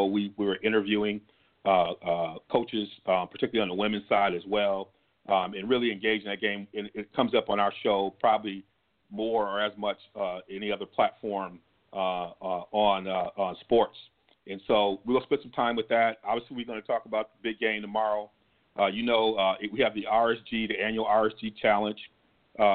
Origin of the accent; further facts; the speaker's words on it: Ann Arbor, Michigan, United States; we were growing up in Ann Arbor area